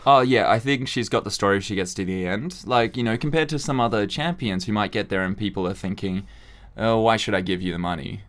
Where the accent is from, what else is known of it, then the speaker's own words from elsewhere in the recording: Australia; growing up in Australia